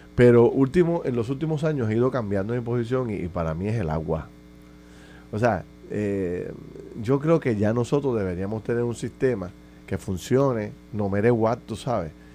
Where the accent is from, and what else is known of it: Puerto Rico